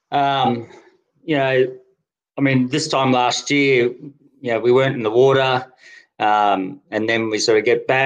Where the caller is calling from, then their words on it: Canberra, Australian Capital Territory, Australia; Canberra. Sunny Canberra. Canberra.